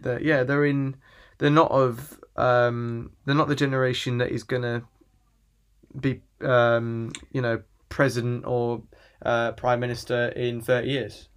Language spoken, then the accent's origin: English; England, United Kingdom; I'm from England and I live in England